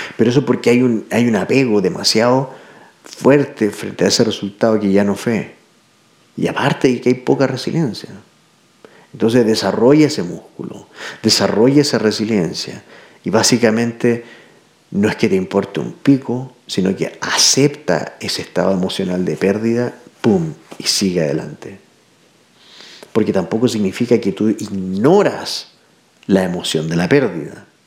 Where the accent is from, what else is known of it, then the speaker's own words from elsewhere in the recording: Santiago, Santiago Metropolitan Region, Chile; Soy de Santiago